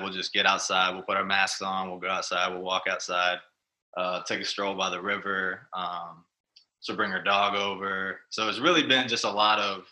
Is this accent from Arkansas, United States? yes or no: no; Texas, United States; now in Richmond, United States; I'm from Texas originally